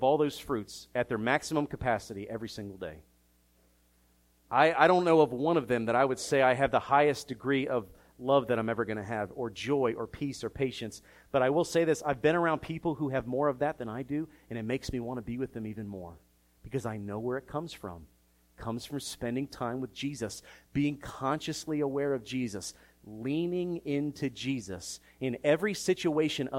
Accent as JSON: {"language": "English", "town": "Philadelphia", "region": "Pennsylvania", "country": "United States", "tie": "born or raised there", "said": "growing up in Philadelphia."}